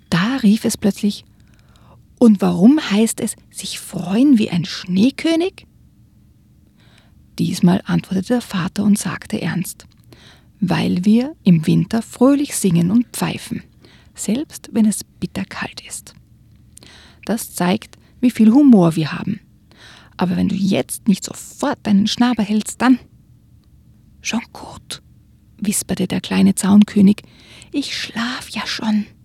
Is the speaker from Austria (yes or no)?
yes; Austria; Also bei uns in Österreich zum Beispiel ist das ein, ein, wirklich eine Redensart.